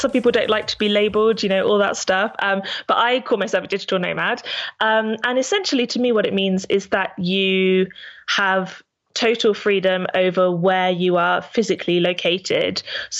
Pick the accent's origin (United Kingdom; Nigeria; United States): United Kingdom; there's me and my husband, so we're both British.